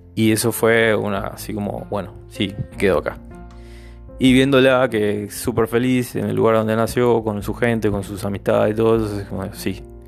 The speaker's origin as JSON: {"language": "Spanish", "country": "Argentina", "moved": "as an adult", "lives_now": "Villarrica, Paraguay", "said": "yo soy argentino, no soy, no soy paraguayo, no soy guaireño"}